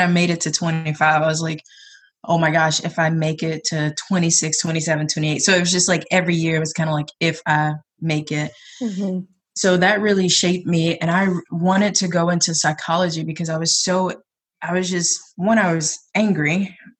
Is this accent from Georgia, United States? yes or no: yes; South Georgia, United States; now in Portland, United States; I am from South Georgia, but I live in PDX